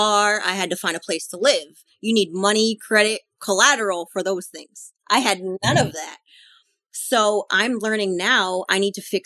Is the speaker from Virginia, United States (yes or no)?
no; Boston, Massachusetts, United States; moved away; I'm originally from Boston